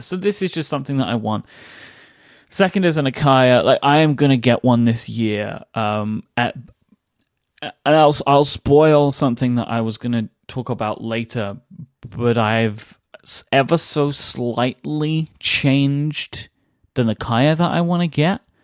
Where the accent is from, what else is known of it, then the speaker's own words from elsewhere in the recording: London, United Kingdom; my, my hometown